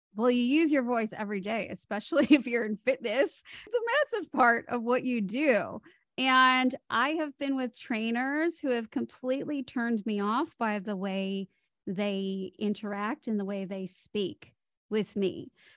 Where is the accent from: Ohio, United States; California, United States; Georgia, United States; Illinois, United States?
Illinois, United States; Chicago; moved away as an adult; also born or lived in Hollywood; now in Sydney, Australia; I grew up in Chicago, moved to Hollywood